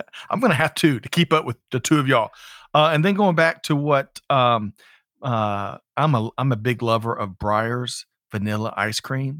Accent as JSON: {"language": "English", "town": "Aiken", "region": "South Carolina", "country": "United States", "tie": "born or raised there", "said": "I grew up in Aiken, South Carolina, getting my hair cut."}